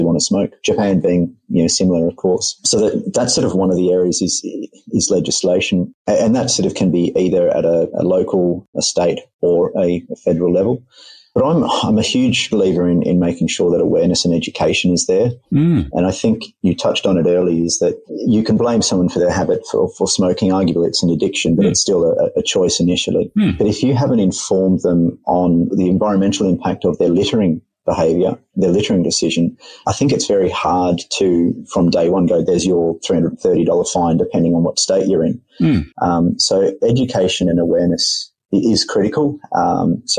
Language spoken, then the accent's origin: English; Australia; being an Australian myself